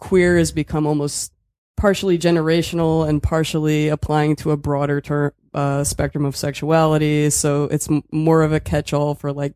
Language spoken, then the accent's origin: English; Philadelphia, Pennsylvania, United States; moved away as an adult; also born or lived in New York City; now in Berlin, Germany; I am from Philadelphia.